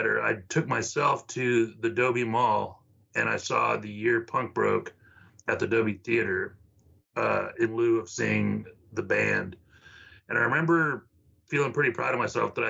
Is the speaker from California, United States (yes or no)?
no; the Valley, Texas, United States; now in Austin, United States; I grew up in the Valley, and down there wasn't like a lot of information about music